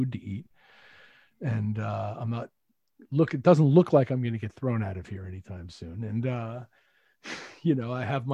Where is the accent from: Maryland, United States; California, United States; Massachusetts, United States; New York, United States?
New York, United States; Bethpage; moved away as an adult; now in Connecticut, United States; I'm from Bethpage. I grew up, I was born and bred in Bethpage, went to high school there